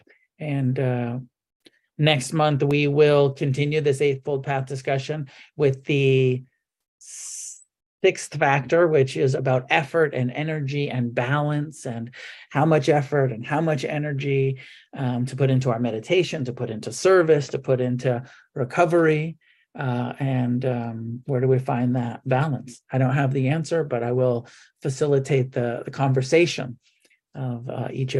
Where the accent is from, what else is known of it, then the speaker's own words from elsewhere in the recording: Santa Cruz, California, United States; We're meeting in Santa Cruz, California for the conference this year, which also happens to be my hometown where I grew up